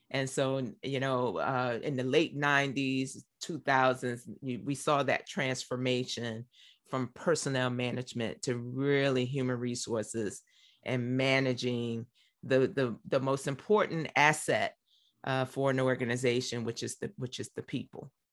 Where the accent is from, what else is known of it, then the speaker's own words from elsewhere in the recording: Richmond, Virginia, United States; also born or lived in Harrisonburg, Virginia; I grew up in Richmond, Virginia. Born and raised.